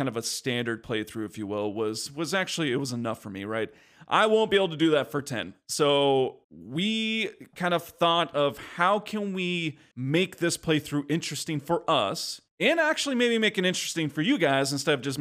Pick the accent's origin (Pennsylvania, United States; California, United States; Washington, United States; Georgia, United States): California, United States; we grew up in California